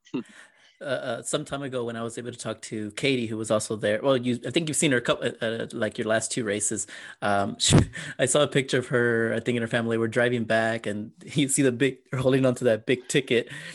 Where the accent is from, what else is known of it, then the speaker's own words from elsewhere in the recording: San Antonio, Texas, United States; I'm from San Antonio